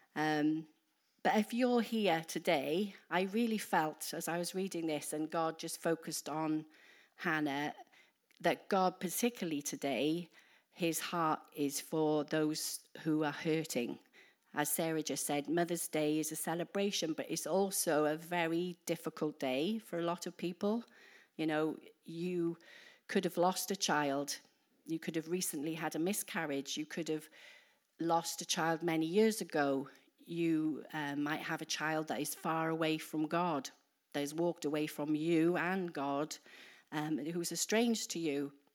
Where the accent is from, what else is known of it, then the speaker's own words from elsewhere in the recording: Wales, United Kingdom; moved away as an adult; now in New Zealand; we're from the U K. We're particularly, we're from Wales. So if, I don't know if you can understand my accent.